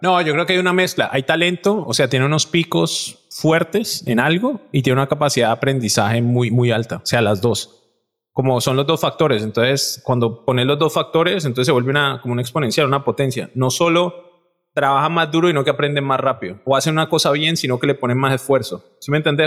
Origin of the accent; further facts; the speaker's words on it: Cali, Valle del Cauca, Colombia; yo soy un man de Cali